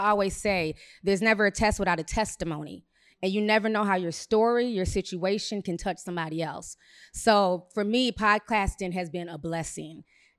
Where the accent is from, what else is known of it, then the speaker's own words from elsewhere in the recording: Minneapolis, Minnesota, United States; I come from Minneapolis. I was there a few hours after the George Floyd situation went down